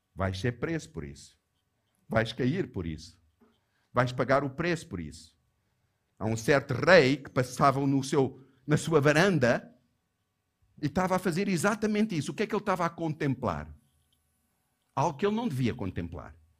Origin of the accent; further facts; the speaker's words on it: Johannesburg, Gauteng, South Africa; Eu lembrei-me da igreja onde eu cresci, onde a minha santa e bendita mãe me levava à força, quando eu era miúdo, para aquela igreja em Joanesburgo